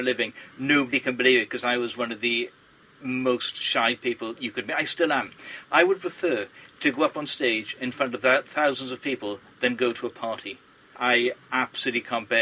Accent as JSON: {"language": "English", "town": "Port Talbot", "region": "Wales", "country": "United Kingdom", "tie": "born or raised there", "said": "people picked on me being Welsh, which was weird in a school in Port Talbot"}